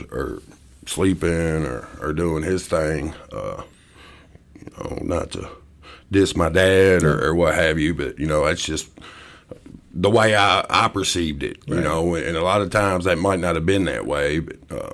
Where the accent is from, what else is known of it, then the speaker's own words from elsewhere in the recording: southern Indiana, United States; also born or lived in Hopewell, Virginia / Wyoming / Louisville, Kentucky; I was born in Hopewell, Virginia, and moved to Wyoming when I was young, and pretty much lived in southern Indiana my whole life